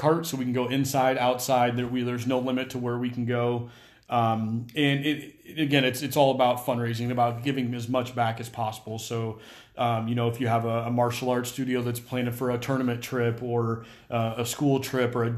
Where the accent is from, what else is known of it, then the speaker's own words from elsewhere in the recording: Omaha, Nebraska, United States; I'm born and raised in Omaha